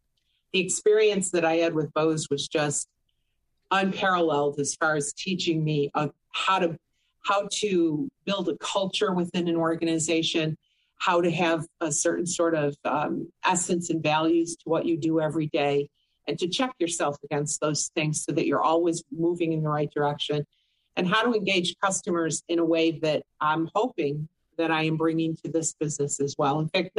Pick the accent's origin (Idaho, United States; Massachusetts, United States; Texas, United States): Massachusetts, United States; Boston; now in Orlando, United States; Boston's, I came from Boston to here. So it was unique because Boston's a big city wrapped in a small town. It's really quite a wonderful, New England's a wonderful place, period.